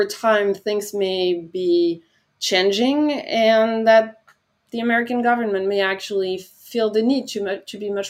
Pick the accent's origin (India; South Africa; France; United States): France; moved away as an adult; my home country, France